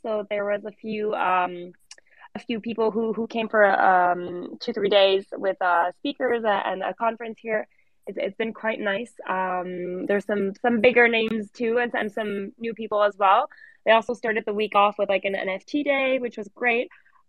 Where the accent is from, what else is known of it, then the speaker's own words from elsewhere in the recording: Canada; also born or lived in Paris; I'm in Paris, but I'm originally from Canada.